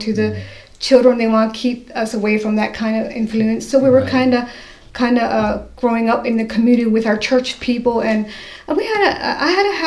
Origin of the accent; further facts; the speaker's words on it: Mifflinburg, Pennsylvania, United States; also born or lived in Lancaster County, Pennsylvania; I was born in Lancaster County. My parents moved to Mifflinburg, Union County, when I was like 2 years old